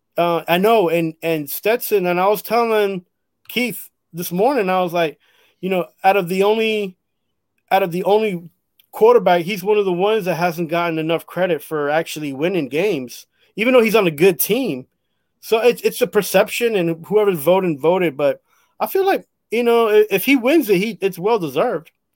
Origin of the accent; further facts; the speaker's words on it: Costa Rica; I'm from Costa Rica